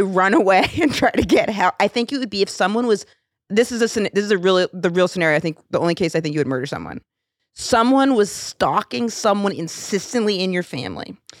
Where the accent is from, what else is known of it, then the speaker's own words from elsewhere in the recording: Rome, Maine, United States; In my hometown of Rome